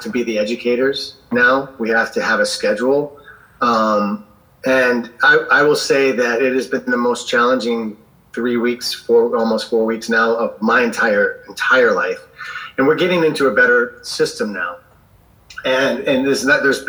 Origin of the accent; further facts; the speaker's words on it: Southern Indiana, United States; I grew up in the Midwest in America, in Southern Indiana, right on the Ohio River